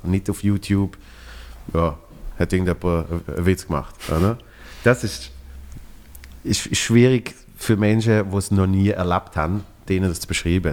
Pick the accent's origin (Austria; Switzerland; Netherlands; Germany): Switzerland; ich als Schweizer in Berlin